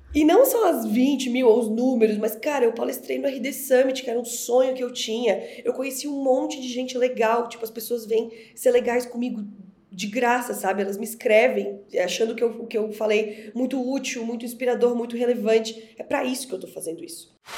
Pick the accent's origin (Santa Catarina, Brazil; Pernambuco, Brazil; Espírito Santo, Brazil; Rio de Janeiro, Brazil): Santa Catarina, Brazil; Florianópolis; moved away as an adult; now in São Paulo, Brazil; eu sou florianopolitana, eu moro em São Paulo há sete anos, mas eu sou nascida e criada em Florianópolis